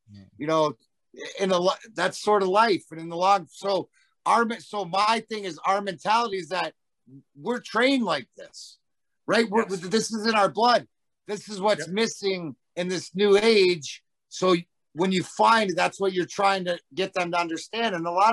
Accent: Leamington, Ontario, Canada; now in United States; we grew up in Essex County

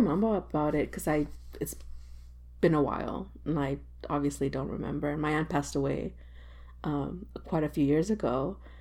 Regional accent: South Texas, United States; also born or lived in Tamaulipas, Mexico; I'm also from South Texas

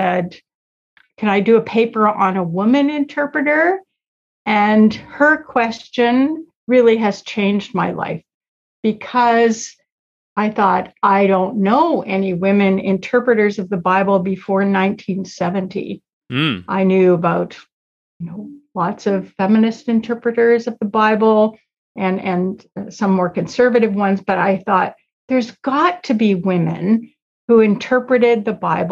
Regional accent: Toronto, Ontario, Canada; My parents were born in Toronto, and I was born in Toronto. So I grew up in Toronto

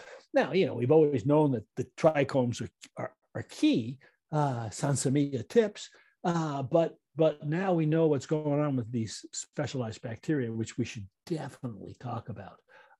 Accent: New York, United States; I grew up in New York.

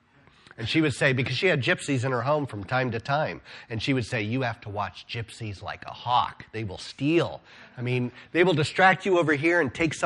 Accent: Decatur, Illinois, United States; I grew up on University Street on the northwest end of Decatur, the same block as where Pershing School is

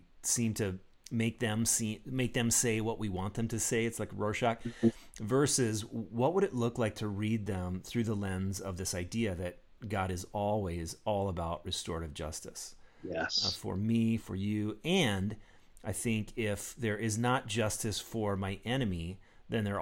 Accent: United States; me as an American

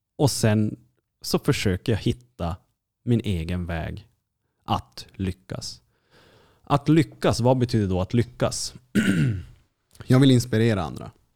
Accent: Kiruna, Norrbotten County, Sweden; accent: Norrland; jag kommer ju då liksom, från Kiruna

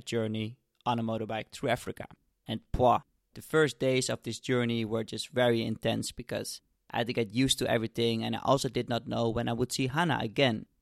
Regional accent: suburbs of Amsterdam, North Holland, Netherlands; I grew up in the Netherlands in the suburbs of Amsterdam

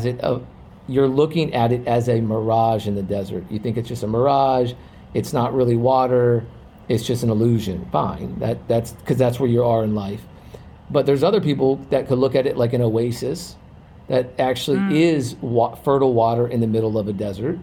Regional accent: Virginia, United States; we're both from Virginia area

